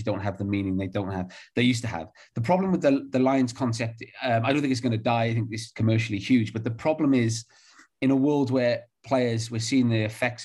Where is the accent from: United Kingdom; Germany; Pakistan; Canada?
United Kingdom; Barry, Wales; moved away as an adult; also born or lived in Cardiff; I'm from Barry, born Cardiff, but raised in Barry